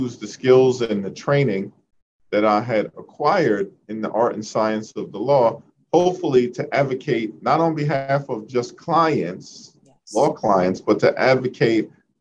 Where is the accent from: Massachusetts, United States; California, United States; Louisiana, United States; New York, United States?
New York, United States; New York City; growing up in Central Brooklyn, in the midst of the crack cocaine epidemic